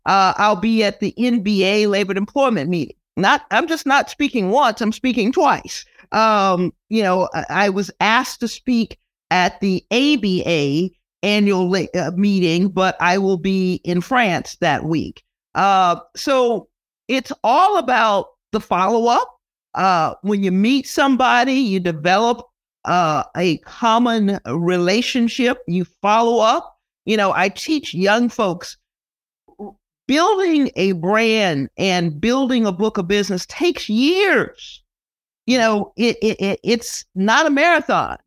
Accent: Texas, United States; now in California, United States; I grew up in Texas

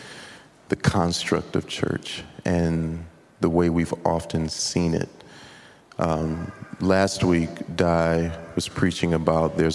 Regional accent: United States; me growing up in America

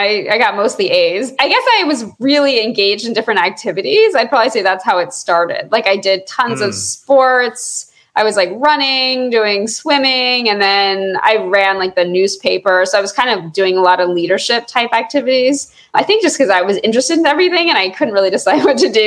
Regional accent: Georgia, United States; I grew up in Georgia

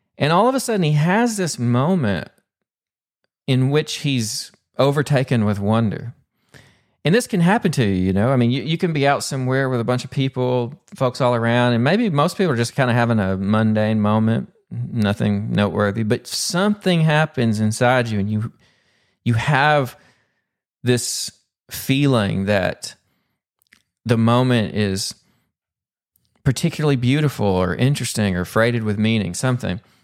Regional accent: Pumpkin Bend, Arkansas, United States; accent: Southern; now in Dallas, United States; I'm originally from Pumpkin Bend, Arkansas. So even though I live in Dallas now, still got that Pumpkin Bend accent.

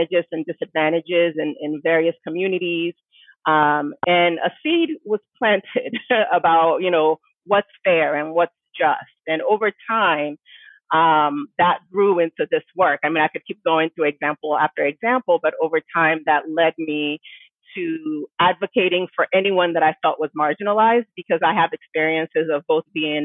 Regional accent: Cincinnati, Ohio, United States; also born or lived in Missouri / Nigeria; we moved from Nigeria back to the States, to Ohio. So I ended up finishing elementary school and high school in Cincinnati, Ohio

